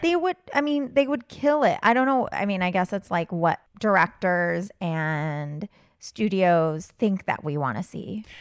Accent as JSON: {"language": "English", "country": "United States", "said": "I'm American"}